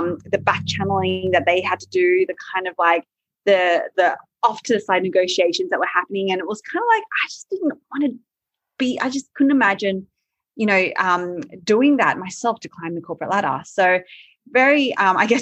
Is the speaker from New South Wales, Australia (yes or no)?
yes; Sydney, New South Wales, Australia; also born or lived in Malaysia; I grew up in Sydney